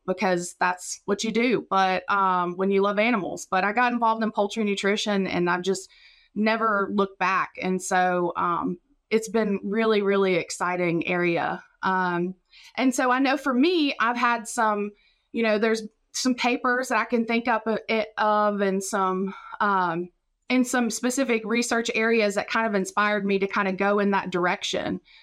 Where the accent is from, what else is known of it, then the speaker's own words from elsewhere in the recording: Raleigh County, West Virginia, United States; moved away as an adult; now in Mississippi, United States; I'm from Raleigh County, West Virginia.